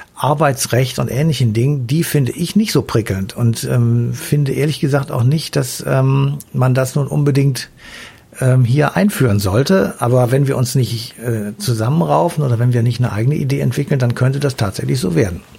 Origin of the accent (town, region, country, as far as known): Germany